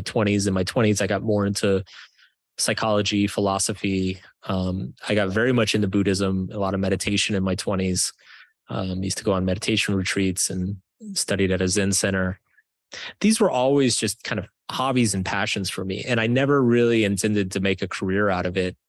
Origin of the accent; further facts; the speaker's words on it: Texas, United States; I grew up in Texas